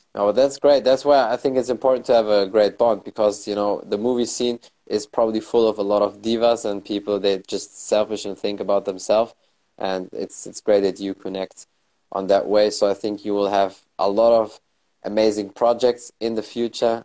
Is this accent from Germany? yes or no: yes; Germany; i was born and raised in germany but my family is from morocco